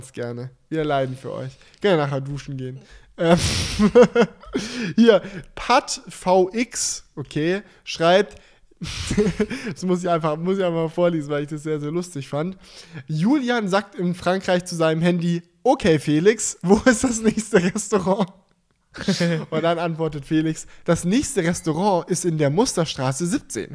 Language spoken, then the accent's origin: German; near Stuttgart, Baden-Württemberg, Germany; Ich komme ja aus der Nähe von Stuttgart